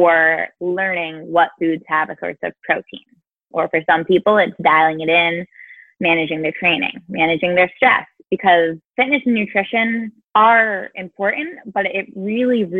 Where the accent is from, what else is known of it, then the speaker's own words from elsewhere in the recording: Rhode Island, United States; now in Tallahassee, United States; I'm originally from Rhode Island, and I currently live in Tallahassee, Florida.